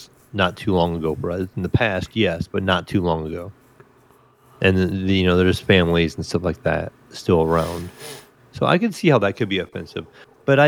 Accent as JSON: {"language": "English", "country": "United States", "said": "us as Americans"}